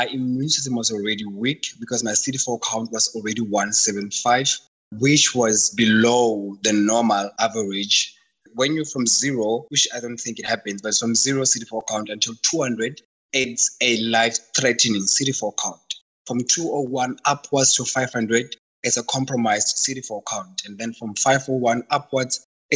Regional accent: South Africa; I'm from Kasi, so the whole diet thing never worked, because from Kasi, we eat the same thing. If it's pap and cabbage, all of us take it

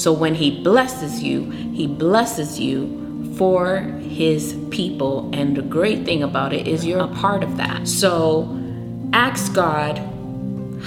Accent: United States; I was born in America, but my parents are from another country

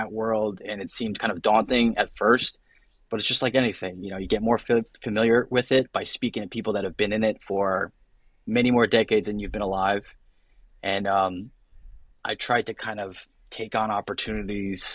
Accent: Middletown, New Jersey, United States; So I grew up in a small town called Belford within a larger town called Middletown, New Jersey.

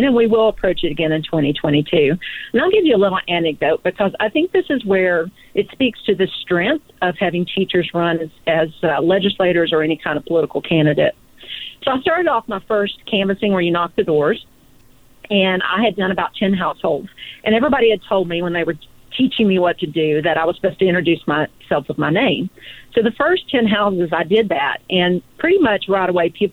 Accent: Eastern Kentucky, United States; I grew up in Eastern Kentucky, and for anybody out there in California who's not sure about that, it's Appalachia

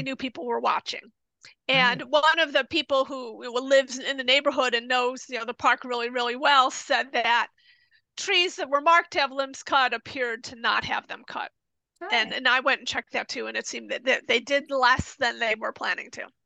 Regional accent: United States; now in Japan; I'm American

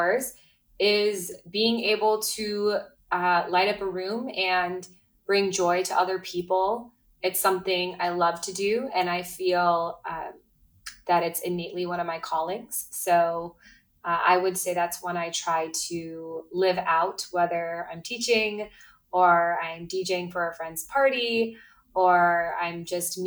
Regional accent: Midwest, United States; now in Brooklyn, United States; I grew up in the Midwest

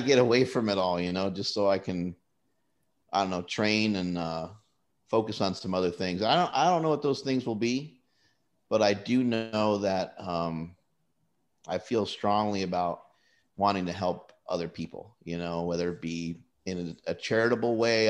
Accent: United States; I was born in the United States

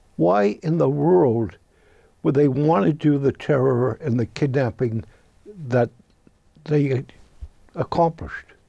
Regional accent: United States; As an American citizen

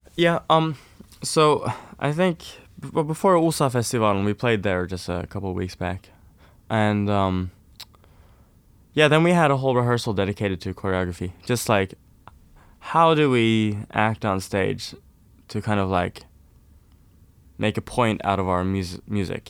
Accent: Oslo, Norway; I'm from Oslo, Norway. So I'm from the town

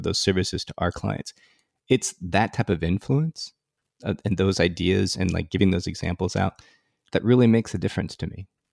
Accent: Silicon Valley, California, United States; I grew up in Silicon Valley, and I grew up in the formative years of Silicon Valley

